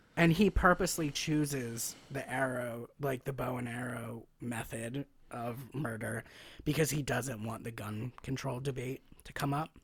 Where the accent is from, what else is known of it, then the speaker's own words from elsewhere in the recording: United States; part of being an American is being told, like, you can be whatever you wanna be